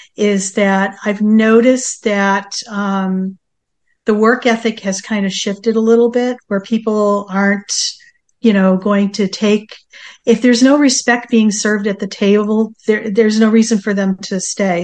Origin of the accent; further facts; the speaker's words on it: East Coast, United States; moved away as an adult; now in San Diego, United States; growing up on the East Coast